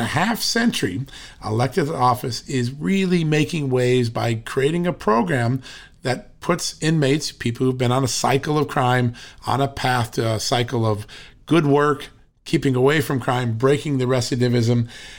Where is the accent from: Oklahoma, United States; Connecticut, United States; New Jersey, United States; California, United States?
Connecticut, United States; I grew up out in Connecticut, so we used to go to Worcester. I used to play basketball up in Worcester.